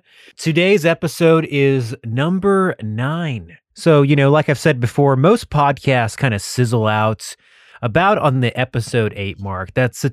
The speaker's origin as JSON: {"language": "English", "region": "Texas", "country": "United States", "said": "Oh, my bad. I thought you sent over like hitmen or something. I'm from Texas, so I'm kind of always armed."}